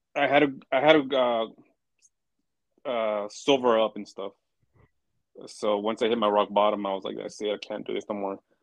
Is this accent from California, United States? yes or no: yes; Pomona, California, United States; I'm from Pomona